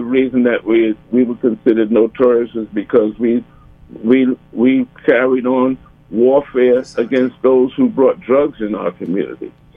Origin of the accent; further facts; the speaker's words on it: New Orleans, Louisiana, United States; growing up in New Orleans